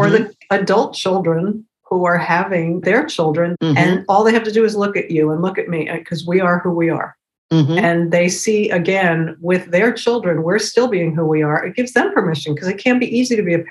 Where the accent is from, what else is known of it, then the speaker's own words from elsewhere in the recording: New York City, New York, United States; growing up in Manhattan in school with all girls